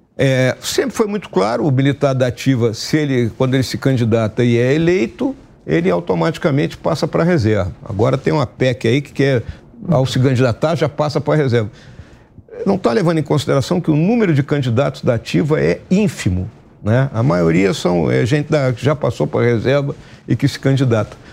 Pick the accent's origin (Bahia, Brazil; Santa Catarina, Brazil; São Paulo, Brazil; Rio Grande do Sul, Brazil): Rio Grande do Sul, Brazil; lá no meu estado, no Rio Grande do Sul